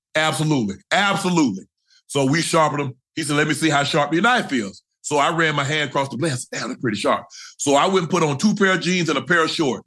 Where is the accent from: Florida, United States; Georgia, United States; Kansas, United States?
Georgia, United States; I'm from Georgia